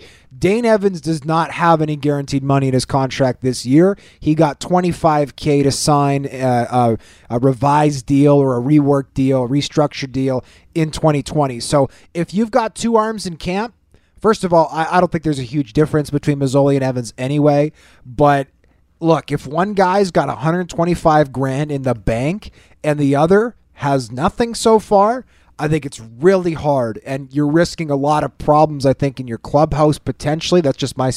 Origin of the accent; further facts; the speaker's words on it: Winnipeg, Manitoba, Canada; Growing up in Winnipeg